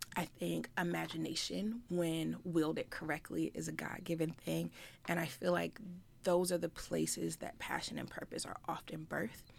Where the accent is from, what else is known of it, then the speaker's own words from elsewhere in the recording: Richmond, Virginia, United States; I am from the Richmond area